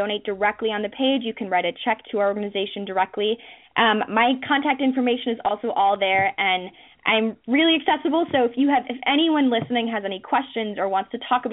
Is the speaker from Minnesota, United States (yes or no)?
yes; Minnesota, United States; moved away; I'm from Minnesota originally